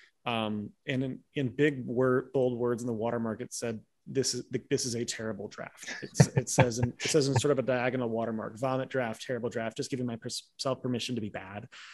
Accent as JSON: {"language": "English", "town": "Chicago", "region": "Illinois", "country": "United States", "said": "I'm from Chicago"}